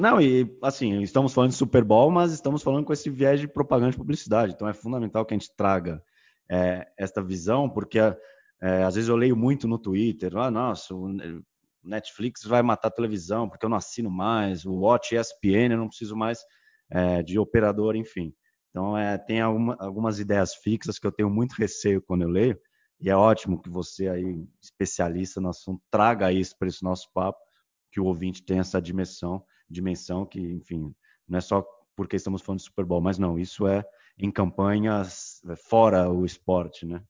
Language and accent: Portuguese; São Paulo, Brazil; nós somos de São Paulo